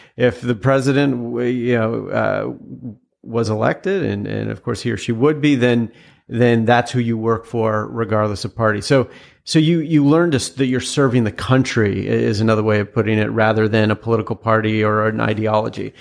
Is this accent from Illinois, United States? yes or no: no; a town outside of Seattle, Washington, United States; also born or lived in Utah; I was born in Utah, and a lot of people then assumed that I was raised there, but I was actually raised, uh, in a town outside of Seattle.